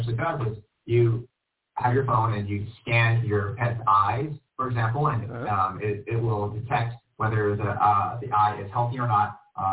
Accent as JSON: {"language": "English", "country": "United States", "said": "I'm actually from the States and here in California."}